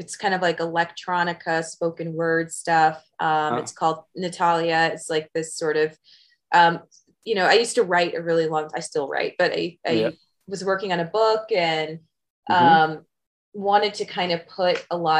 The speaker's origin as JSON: {"language": "English", "region": "California", "country": "United States", "tie": "born or raised there", "also_born_or_lived": "Midwest / San Diego / Los Angeles / Bay Area", "moved": "as an adult", "lives_now": "Las Vegas, United States", "said": "I tell people I grew up in California because I lived there for so long. I was born in the Midwest, but I moved to California at a fairly young age"}